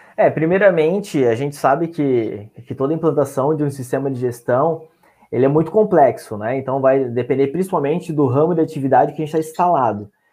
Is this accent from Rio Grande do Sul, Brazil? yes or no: no; São Francisco do Sul, Santa Catarina, Brazil; now in Joinville, Brazil; sou natural de São Francisco do Sul, hoje resido em Joinville, Santa Catarina